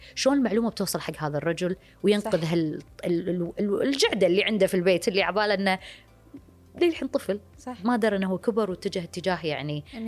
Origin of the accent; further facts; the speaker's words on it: Kuwait; عندنا بالكويت